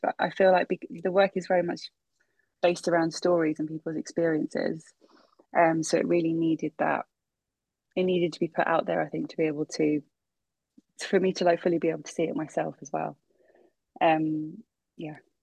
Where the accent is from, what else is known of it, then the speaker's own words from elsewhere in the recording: London, United Kingdom; I was born in Brent, so I was born in central Middlesex in 87